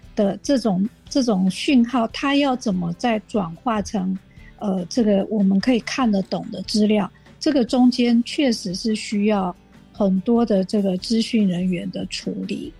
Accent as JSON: {"language": "Chinese", "country": "Taiwan", "said": "我们台湾人跟这个白种人，啊，可能就是不一样的基因的组成"}